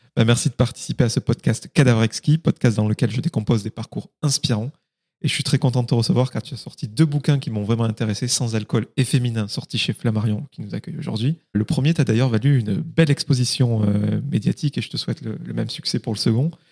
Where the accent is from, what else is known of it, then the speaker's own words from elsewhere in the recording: Occitania, France; je suis du Minervois euh, dans le sud